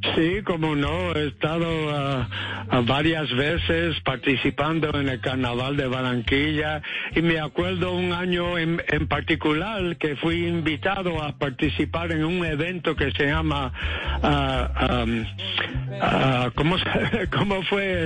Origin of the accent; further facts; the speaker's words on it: New York, United States; yo me crié en Nueva York